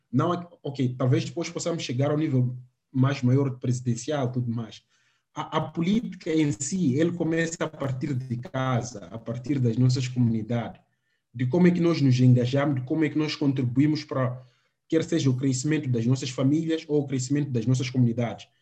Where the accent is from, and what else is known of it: Beira, Sofala, Mozambique